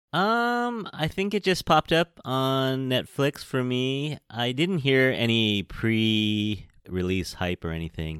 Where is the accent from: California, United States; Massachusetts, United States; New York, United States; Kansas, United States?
California, United States; San Francisco; I'm from San Francisco, California. I am a Chinese American born here in San Francisco